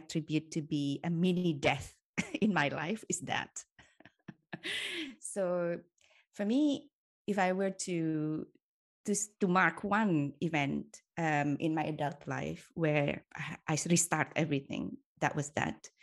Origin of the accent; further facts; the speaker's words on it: Indonesia; moved away as an adult; now in Switzerland; I grew up in Indonesia for most of my life.